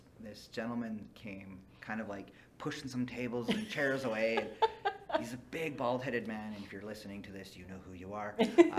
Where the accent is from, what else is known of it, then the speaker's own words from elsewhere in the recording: Fort St. John, British Columbia, Canada; I grew up in Fort St. John, BC, which was oil field country.